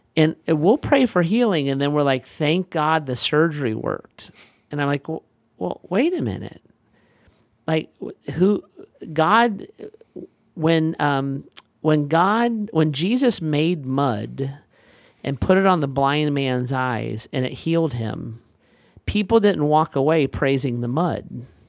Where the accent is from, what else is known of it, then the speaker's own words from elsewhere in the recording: United States; I'm an American